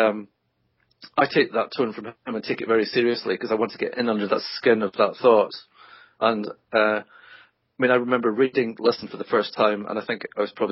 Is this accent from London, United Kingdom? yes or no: no; Scotland, United Kingdom; I'm Scottish